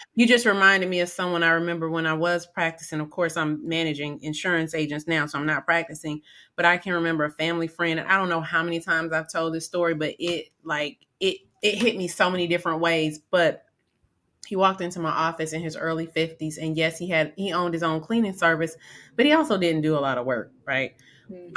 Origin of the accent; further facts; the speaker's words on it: Atlanta, Georgia, United States; I grew up in Atlanta